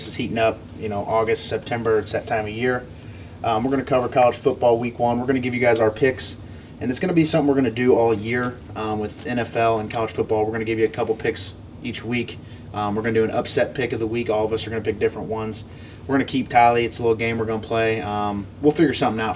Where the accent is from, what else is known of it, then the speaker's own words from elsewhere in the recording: St. Louis, Missouri, United States; we are from St. Louis. The Cardinals are, you know, our home team